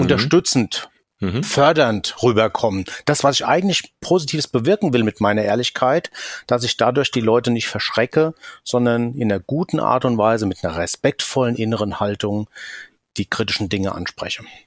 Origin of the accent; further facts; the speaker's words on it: Rhine-Main area, Hesse, Germany; accent: Hessian; komme aus dem Rhein-Main-Gebiet, hört man vielleicht auch an meinem hessischen Akzent